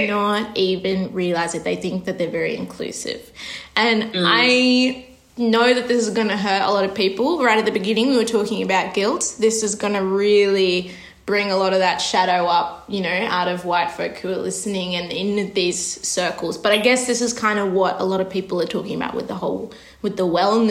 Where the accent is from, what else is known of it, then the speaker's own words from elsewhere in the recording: Australia; growing up in Australia